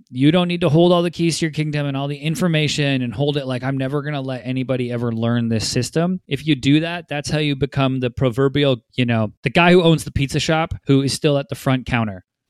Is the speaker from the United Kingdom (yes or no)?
no; Vancouver, British Columbia, Canada; now in Los Angeles, United States; joining me from my hometown, Vancouver, B C